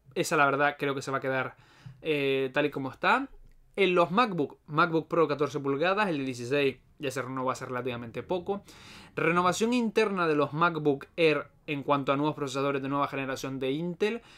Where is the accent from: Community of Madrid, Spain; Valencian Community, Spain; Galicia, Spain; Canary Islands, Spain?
Canary Islands, Spain; Las Palmas de Gran Canaria; soy de Canarias, en particular de Las Palmas, la mejor isla que hay.